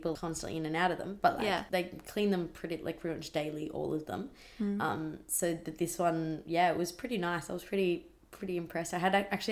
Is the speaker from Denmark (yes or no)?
no; Australia